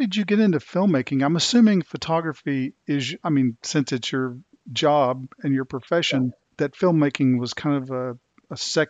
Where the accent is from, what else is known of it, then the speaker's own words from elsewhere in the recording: the South, United States; growing up in the South